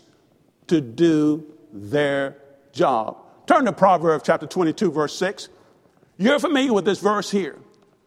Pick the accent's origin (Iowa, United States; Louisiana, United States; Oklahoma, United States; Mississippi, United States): Mississippi, United States; I was born in Mississippi